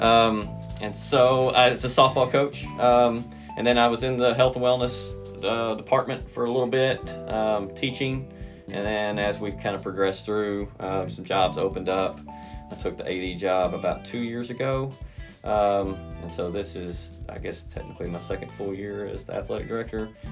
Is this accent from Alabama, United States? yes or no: no; Durant, Oklahoma, United States; I am originally from Durant, graduated from Durant High School.